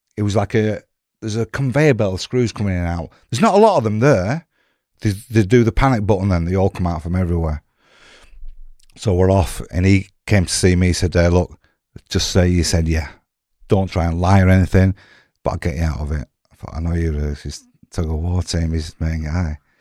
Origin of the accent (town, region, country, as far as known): Blackburn, North West England, United Kingdom